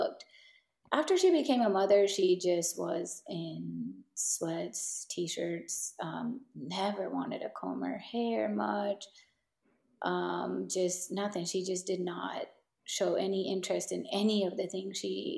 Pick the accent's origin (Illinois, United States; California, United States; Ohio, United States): California, United States; San Diego; We grew up in San Diego, that is our home, that's still our home